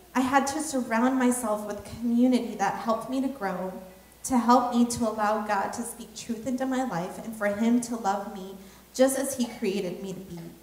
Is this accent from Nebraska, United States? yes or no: yes; Nebraska, United States; one of the very few other Hmong people um, from in my high school, because I was from Nebraska.